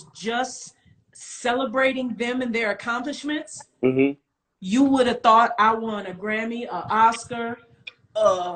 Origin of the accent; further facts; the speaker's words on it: Rockford, Illinois, United States; moved away; I was born in Rockford, Illinois